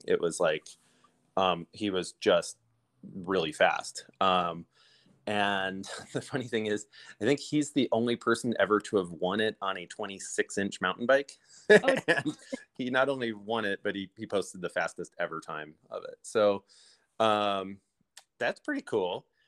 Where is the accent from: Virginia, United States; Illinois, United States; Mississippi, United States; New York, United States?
Illinois, United States; moved away as an adult; now in Idyllwild, United States; I'm a Midwesterner and um, moving out here from Illinois.